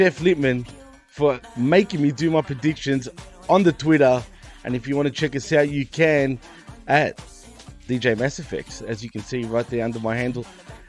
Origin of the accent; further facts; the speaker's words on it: Cardiff, Wales, United Kingdom; We come from Cardiff in Wales in the UK